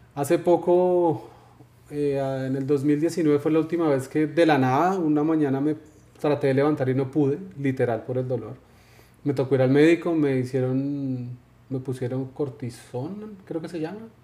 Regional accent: Colombia; soy colombiano

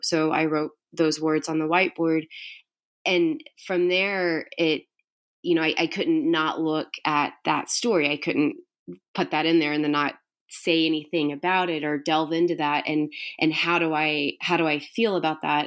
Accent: Houston, Texas, United States; I grew up in Houston

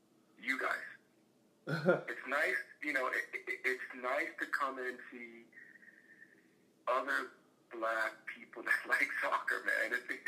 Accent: the South, United States; Look, I grew up in the South, right? I grew up in the South.

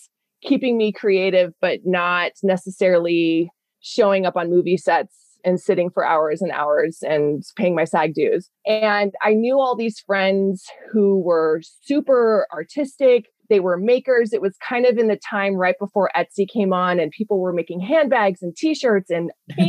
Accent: Parker, Colorado, United States; I grew up in Parker, Colorado. I'm a Colorado native, third generation, actually, and kind of lived out in the sticks. So I grew up on 3.5 acres of land

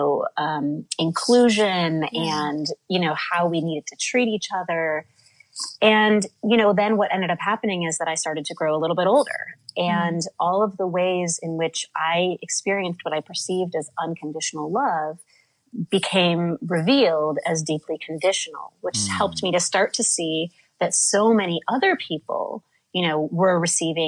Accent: Midwest, United States; now in New York City, United States; I live in New York City now, but I grew up in the Midwest

